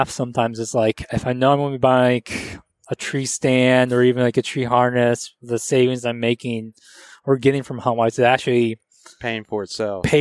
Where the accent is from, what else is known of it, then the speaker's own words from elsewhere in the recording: Grand Rapids, Michigan, United States; but still we're from Michigan uh, we're out Grand Rapids, and like you know that whole Midwest is like whitetail, turkey.